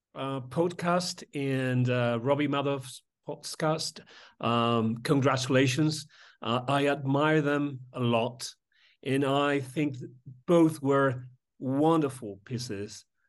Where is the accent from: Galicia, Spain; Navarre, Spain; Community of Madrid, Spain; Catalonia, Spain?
Community of Madrid, Spain; Madrid; I was born in Madrid and I was raised in Madrid.